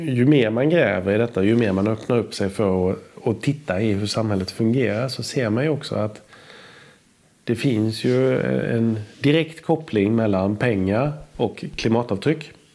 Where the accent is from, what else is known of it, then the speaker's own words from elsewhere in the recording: Sweden; jag är född i Sverige